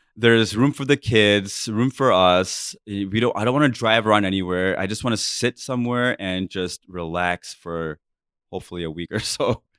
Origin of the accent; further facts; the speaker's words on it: United States; I was brought up being really culturally Indian, right? And also being very American at the same time